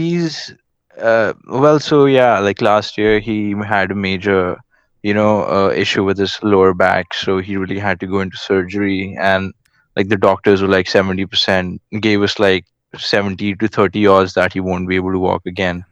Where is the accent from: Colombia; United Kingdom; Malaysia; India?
India; I'm from India